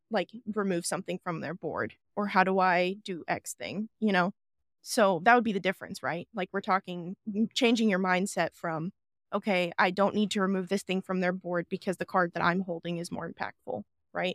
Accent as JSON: {"language": "English", "region": "South Dakota", "country": "United States", "said": "I am from South Dakota"}